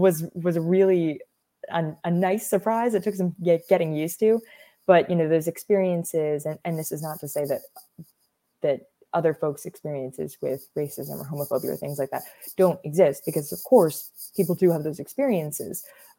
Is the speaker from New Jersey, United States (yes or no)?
yes; northern New Jersey, United States; moved away as an adult; also born or lived in Boston; now in Winchester, United States; I was born in New Jersey and raised in New Jersey